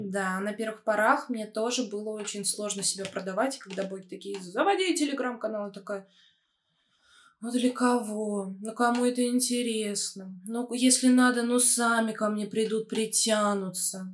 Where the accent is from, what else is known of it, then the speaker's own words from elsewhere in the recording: Smolensk Oblast, Russia; now in Moscow, Russia; Мое детство прошло в Смоленской области, в очень маленьком городке с населением 40 тысяч человек